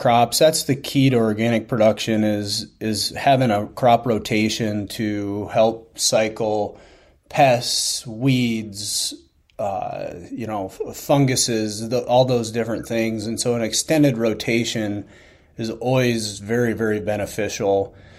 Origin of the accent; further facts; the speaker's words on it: Northeast Iowa, United States; I'm from Northeast Iowa